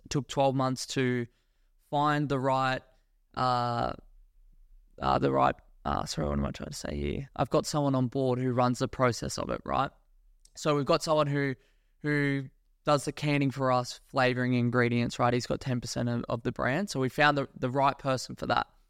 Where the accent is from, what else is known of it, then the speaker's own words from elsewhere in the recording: Australia; moved away as an adult; also born or lived in Gold Coast; now in Dubai, United Arab Emirates; I was born in Australia. I grew up there, went to school there, university there